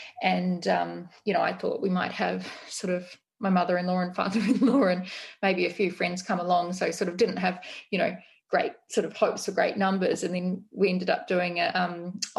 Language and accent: English; Australia; now in New Zealand; being an Australian